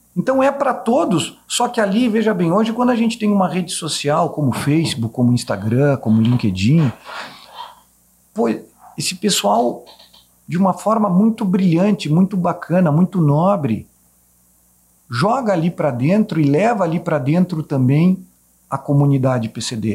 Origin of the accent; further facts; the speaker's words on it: Caxias do Sul, Rio Grande do Sul, Brazil; moved away; Saí de Caxias do Sul